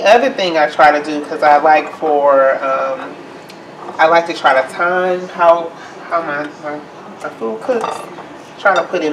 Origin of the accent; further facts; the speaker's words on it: Mississippi, United States; now in Milwaukee, United States; I'm from Mississippi